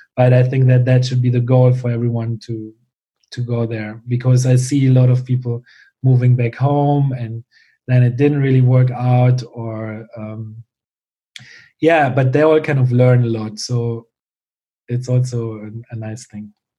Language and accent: English; Germany; born or raised there; moved away as an adult